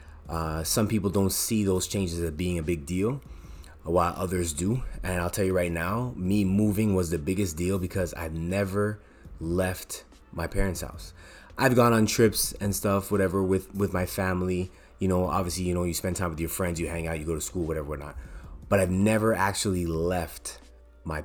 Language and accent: English; Toronto, Ontario, Canada; moved away as an adult; now in Montreal, Canada; I was born in Montreal, Quebec. I moved when I was 3 years old to Toronto, lived here for 20 years, and I moved back in 2008.